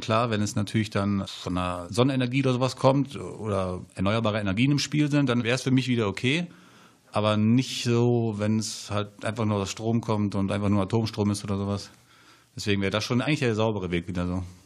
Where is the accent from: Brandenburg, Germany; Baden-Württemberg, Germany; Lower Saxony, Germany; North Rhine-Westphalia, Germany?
Lower Saxony, Germany; Hanover; moved away as an adult; ich komme ja aus Hannover und dort ist es halt sehr flach